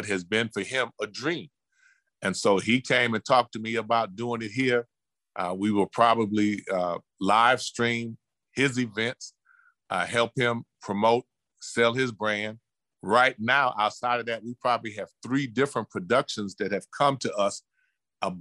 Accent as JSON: {"language": "English", "town": "Cleveland", "region": "Ohio", "country": "United States", "tie": "born or raised there", "moved": "yes", "said": "I was raised in Cleveland, and the educational system was a little different"}